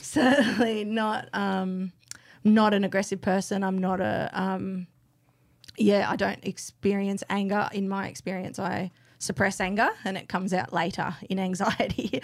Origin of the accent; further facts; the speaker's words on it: Canberra, Australian Capital Territory, Australia; moved away; I grew up here, but I moved back three years ago